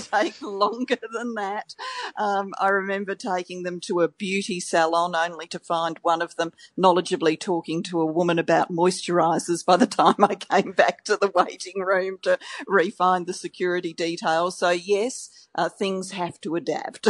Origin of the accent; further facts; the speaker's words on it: Australia; accent: Australian; my Australian accent